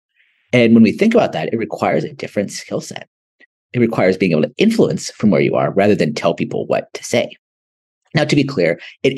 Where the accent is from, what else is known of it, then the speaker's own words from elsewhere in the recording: United States; also born or lived in Ahmedabad, India; being an American living in big cities